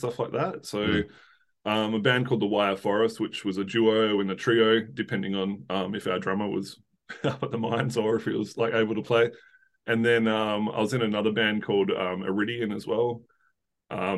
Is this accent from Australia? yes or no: yes; south of Perth, Western Australia, Australia; sort of south of Perth, but Perth is the closest big city.